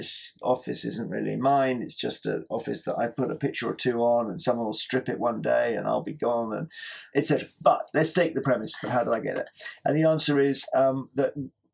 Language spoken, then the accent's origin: English; Cheam, London, United Kingdom; moved away; I was brought up in Cheam in Surrey.